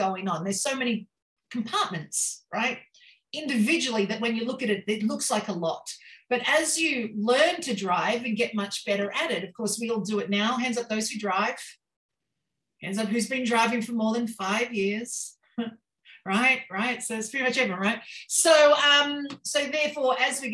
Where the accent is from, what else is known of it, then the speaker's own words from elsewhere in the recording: Queensland, Australia; I'm from Queensland, Australia.